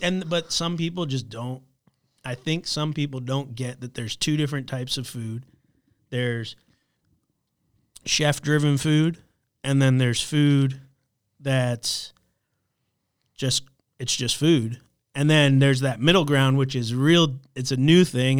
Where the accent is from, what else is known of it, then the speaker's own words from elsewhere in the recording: Florida, United States; also born or lived in New Orleans; now in Charlotte, United States; I grew up in Florida.